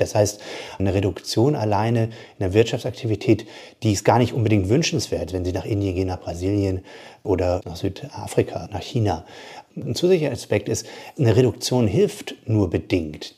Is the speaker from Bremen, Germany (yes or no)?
yes; Bremerhaven, Bremen, Germany; Ich komme aus Bremerhaven, ich komme aus der Arbeiterfamilie